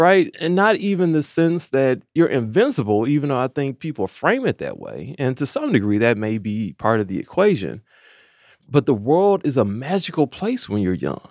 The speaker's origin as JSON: {"language": "English", "town": "Maywood", "region": "Illinois", "country": "United States", "tie": "born or raised there", "also_born_or_lived": "Champaign / Chicago", "said": "I grew up in Maywood"}